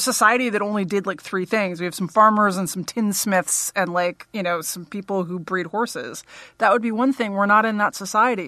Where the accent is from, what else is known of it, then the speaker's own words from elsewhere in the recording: New York City, New York, United States; I grew up on the Upper West Side